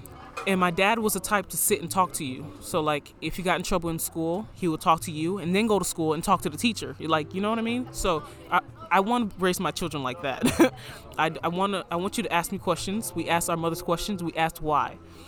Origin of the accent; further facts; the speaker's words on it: Florida, United States; moved away; So I would occasionally post pictures because everybody in my hometown, because I was out of Florida by then.